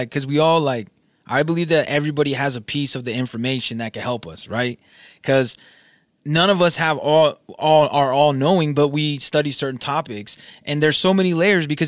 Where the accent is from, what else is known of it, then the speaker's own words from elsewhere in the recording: Southern California, United States; I'm from Southern California.